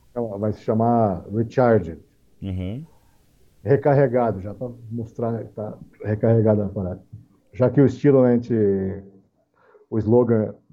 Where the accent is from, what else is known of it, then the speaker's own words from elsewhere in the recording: Brazil; E, inclusive, nós somos brasileiros para começar, né, cara?